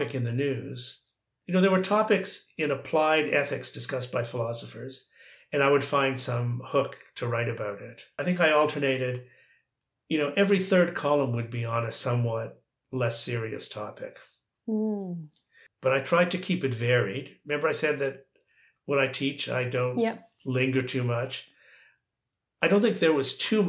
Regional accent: Toronto, Ontario, Canada; moved away as an adult; also born or lived in Calgary / Oxford; I was from Toronto

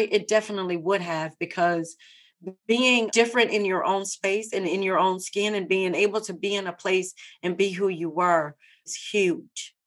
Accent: Baton Rouge, Louisiana, United States; I am born and raised in Baton Rouge, Louisiana. I am truly a Louisiana girl.

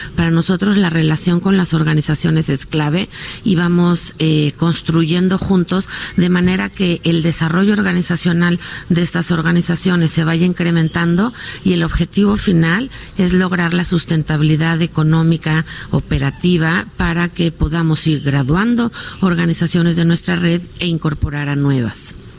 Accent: Mexico

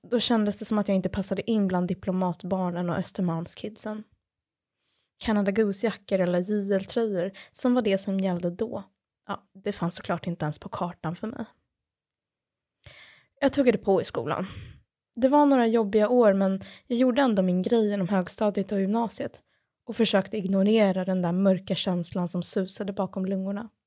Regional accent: Stockholm, Stockholm County, Sweden; Mina föräldrar hade alltså kommit till Sverige från Japan och Polen och nu föddes jag här och skulle komma att bli ett så kallat third culture kid här i Stockholm.

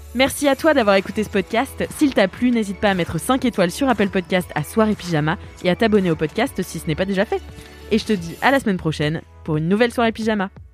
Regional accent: Nantes, Pays de la Loire, France; now in Paris, France; je viens de Nantes, tu vois, et je suis arrivée à Paris.

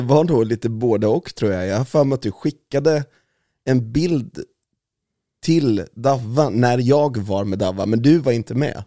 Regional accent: Valdemarsvik, Östergötland, Sweden; accent: östgötska; jag är född i Östersund, men jag är uppvuxen i Valdemarsvik

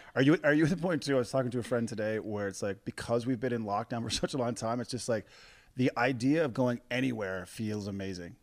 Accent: Corner Brook, Newfoundland and Labrador, Canada; I grew up in Cornerbrook, Newfoundland

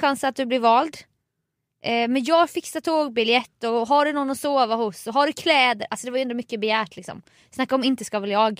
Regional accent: Småland, Sweden; also born or lived in Nässjö; now in Stockholm, Sweden; jag tänkte som smålänning

